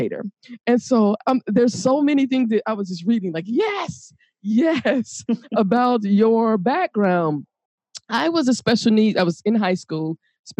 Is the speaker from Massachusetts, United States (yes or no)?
no; Atlanta, Georgia, United States; moved away; also born or lived in Chicago, Illinois; I am from Atlanta, Georgia, and I also lived in Chicago